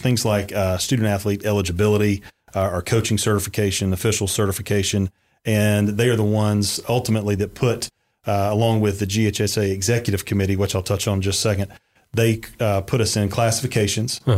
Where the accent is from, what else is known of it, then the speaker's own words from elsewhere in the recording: Valdosta, Georgia, United States; originally, I'm from Valdosta, Georgia